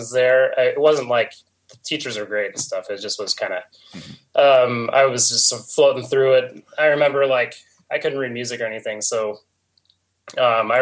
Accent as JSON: {"language": "English", "town": "North Canton", "region": "Ohio", "country": "United States", "tie": "born or raised there", "said": "I grew up in Canton, North Canton."}